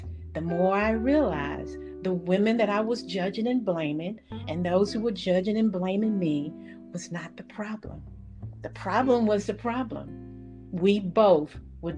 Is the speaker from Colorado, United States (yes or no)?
no; Middle Georgia, United States; I grew up in Middle Georgia